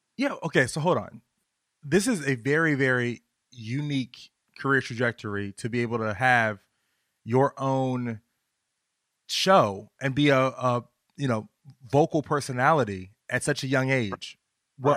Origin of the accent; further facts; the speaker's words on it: Virginia, United States; I'm from Virginia